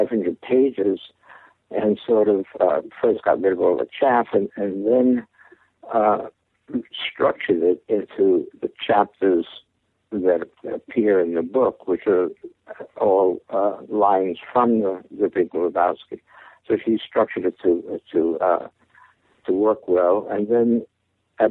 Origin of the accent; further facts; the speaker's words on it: New York City, New York, United States; I was born in Brooklyn, New York, in a Jewish family